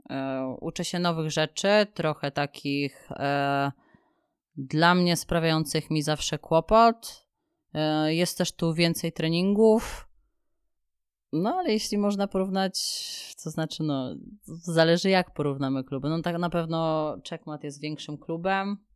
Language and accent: Polish; Kielce, Świętokrzyskie Voivodeship, Poland; E, wiesz co, w ostatnich latach Kielce naprawdę bardzo się rozwijają. E, ja tam, mi się tam bardzo dobrze mieszkało.